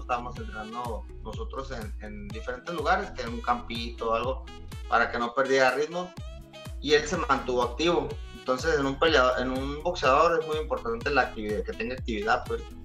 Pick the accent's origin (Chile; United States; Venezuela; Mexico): Mexico; also born or lived in La Paz